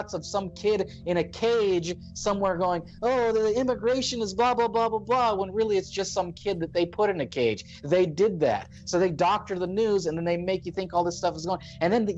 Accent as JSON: {"language": "English", "country": "United States", "tie": "born or raised there", "said": "I'm born in America"}